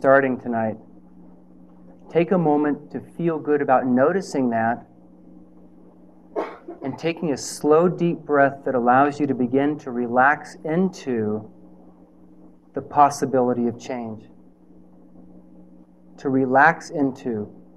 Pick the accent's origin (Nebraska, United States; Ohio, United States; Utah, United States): Nebraska, United States; I'm from Nebraska